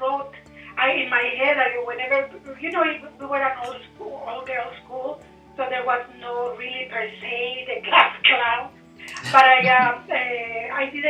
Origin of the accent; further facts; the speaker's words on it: Nicaragua; English is a second language; now in Canada; I was born in Nicaragua